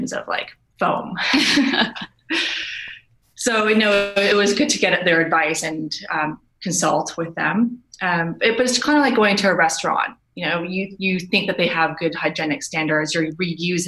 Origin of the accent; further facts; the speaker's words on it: Canada; moved away as an adult; we're both Canadian. And in Canada, you really recycle